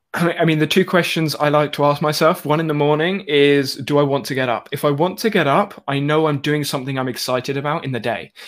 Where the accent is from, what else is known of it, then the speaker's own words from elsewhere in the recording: United Kingdom; I'm also British